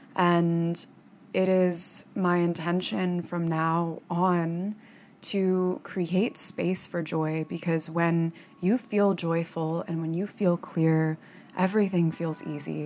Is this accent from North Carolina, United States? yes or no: no; Florida, United States; moved away as an adult; also born or lived in upstate New York; now in New York City, United States; I lived in Florida and I grew up in Florida